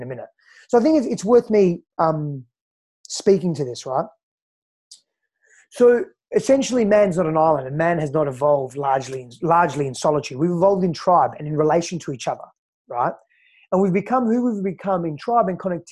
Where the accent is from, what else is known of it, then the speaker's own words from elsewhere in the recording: Fremantle, Western Australia, Australia; accent: Aussie; also born or lived in Greece; now in Austin, United States; I was born in East Fremantle, Western Australia